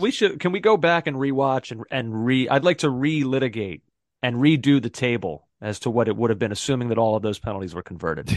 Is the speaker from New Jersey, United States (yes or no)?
no; Philadelphia, Pennsylvania, United States; I'm from Philadelphia